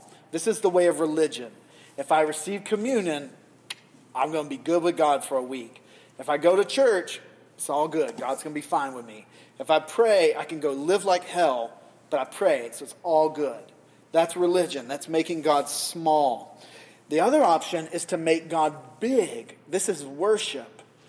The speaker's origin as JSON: {"language": "English", "region": "New England", "country": "United States", "said": "I know we're New Englanders, and some of you come from very puritanical sort of, we are from Puritan stock"}